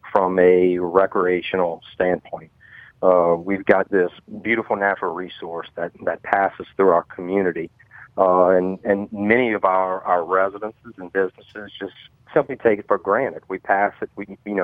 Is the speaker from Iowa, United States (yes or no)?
no; Thibodaux, Louisiana, United States; born and raised in Thibodaux